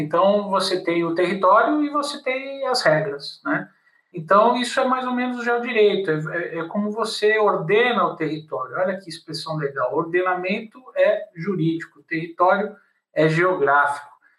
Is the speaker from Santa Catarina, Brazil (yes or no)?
no; São Paulo, Brazil; eu sou de São Paulo e fazia direito na PUC e fazia geografia na USP